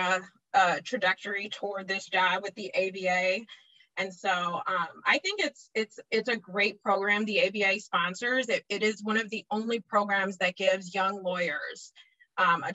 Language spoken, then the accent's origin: English; Chicago, Illinois, United States; I'm from Chicago, Illinois. I grew up in the suburbs, been still in Chicago